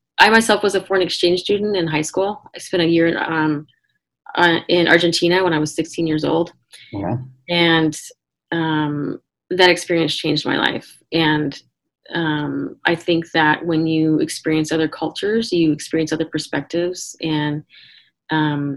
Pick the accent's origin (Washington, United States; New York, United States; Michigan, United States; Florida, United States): Washington, United States; now in San Diego, United States; I grew up in Washington State